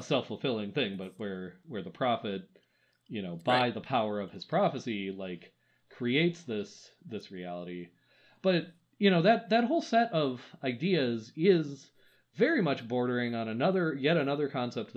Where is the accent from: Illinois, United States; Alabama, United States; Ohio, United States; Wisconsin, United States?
Wisconsin, United States; I'm from Wisconsin